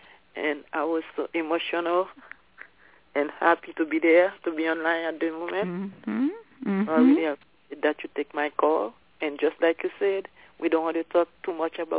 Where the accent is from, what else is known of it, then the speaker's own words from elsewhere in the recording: Cuenca, Azuay, Ecuador; now in Florida, United States; I'm in Florida, but I'm from Cuenca, Ecuador.